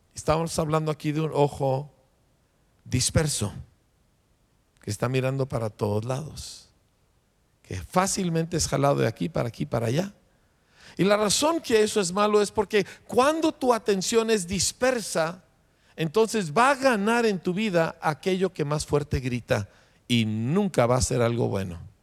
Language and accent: Spanish; Mexico; nosotros somos mexicanos